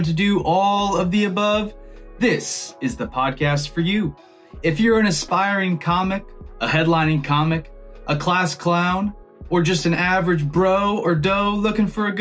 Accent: Missouri, United States; I'm from Missouri

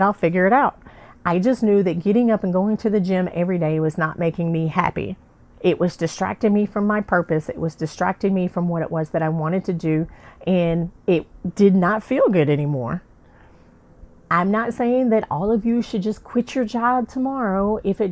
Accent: the South, United States; I'm from the South

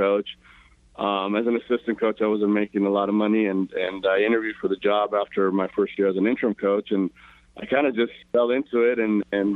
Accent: Paramount, California, United States; I grew up in Paramount. I'm a local kid, about 20 miles from downtown Los Angeles

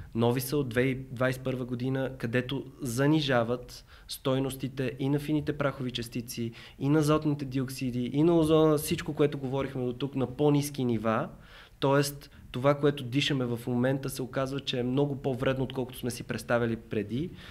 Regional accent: Bulgaria; съм от България

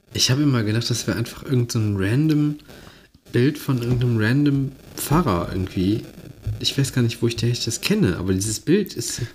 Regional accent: Mönchengladbach, North Rhine-Westphalia, Germany; Ich komme aus Mönchengladbach

